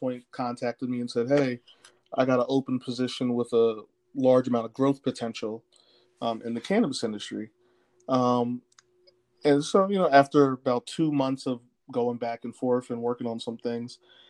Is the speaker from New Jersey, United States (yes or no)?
yes; Willingboro, New Jersey, United States; also born or lived in other countries; I'm originally from South Jersey, Willingboro, New Jersey. But both my parents were in the Army, so I was a military brat. So lived in other countries, traveled a lot as a kid